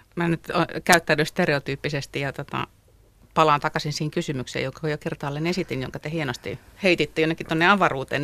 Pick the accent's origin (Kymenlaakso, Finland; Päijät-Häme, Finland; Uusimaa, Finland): Kymenlaakso, Finland; moved away; Mä oon siis Kymenlaaksosta kotoisin.